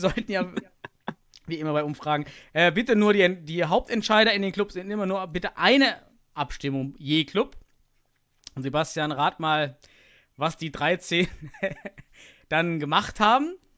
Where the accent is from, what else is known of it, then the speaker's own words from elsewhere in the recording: East Germany, Germany; ich komme aus dem Osten